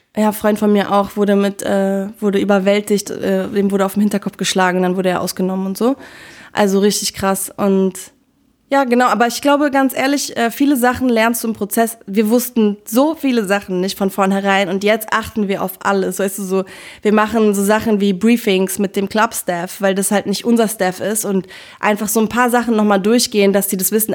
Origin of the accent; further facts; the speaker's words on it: Berlin, Germany; Ich bin Berlinerin